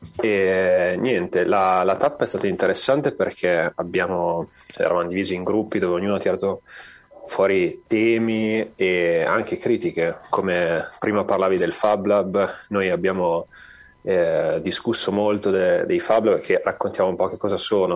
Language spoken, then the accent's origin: Italian; Parma, Emilia-Romagna, Italy; io non abito a Sorbolo, sono di Parma